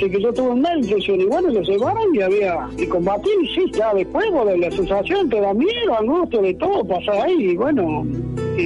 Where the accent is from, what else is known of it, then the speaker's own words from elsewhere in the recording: La Salada, Córdoba, Argentina; moved away; éramos todos de Córdoba, y yo me volví al, a mi pueblo, La Salada, que era un pueblito chiquito, humilde, que yo vivía en el campo.